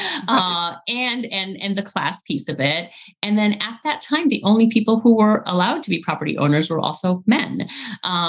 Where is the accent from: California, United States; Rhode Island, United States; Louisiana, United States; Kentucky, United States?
Rhode Island, United States; Central Falls; also born or lived in Medellin, Colombia; I was growing up in Central Falls